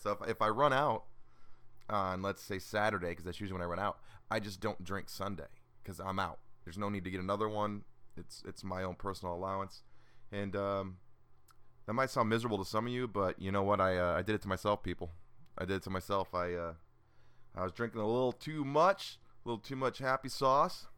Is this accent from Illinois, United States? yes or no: yes; Illinois, United States; also born or lived in Georgia; now in Atlanta, United States; I'm originally from Illinois and I, I live in, in Georgia now, just outside of Atlanta